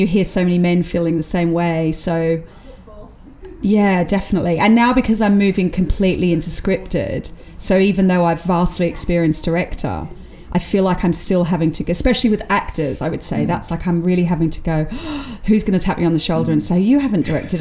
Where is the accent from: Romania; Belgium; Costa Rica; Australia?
Australia; now in United Kingdom; being Australian allows you to be outside of the class system